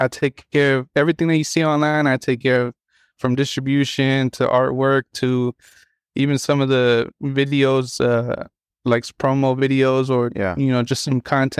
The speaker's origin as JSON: {"language": "English", "town": "Chicago", "region": "Illinois", "country": "United States", "tie": "born there", "lives_now": "Humboldt, United States", "said": "So I was born in Chicago, but my parents, at like when I was 6 months old"}